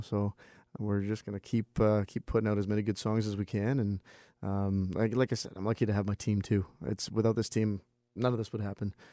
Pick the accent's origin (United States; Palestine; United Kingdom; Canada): Canada; Vancouver, British Columbia; my hometown